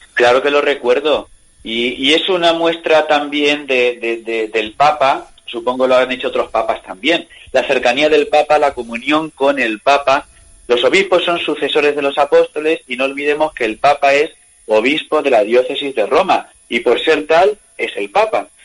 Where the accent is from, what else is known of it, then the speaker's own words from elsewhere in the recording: Bolaños de Calatrava, Castilla-La Mancha, Spain; Yo soy natural de Bolaños